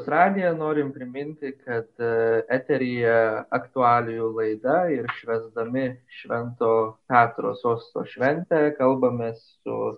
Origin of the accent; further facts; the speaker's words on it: Lithuania; Mes kaip lietuviai